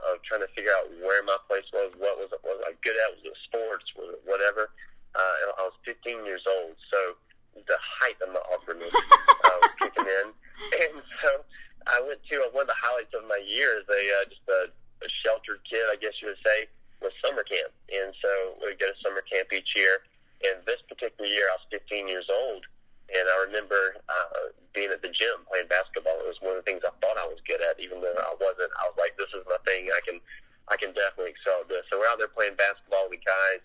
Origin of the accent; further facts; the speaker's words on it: South Georgia, United States; I grew up in South Georgia as a big family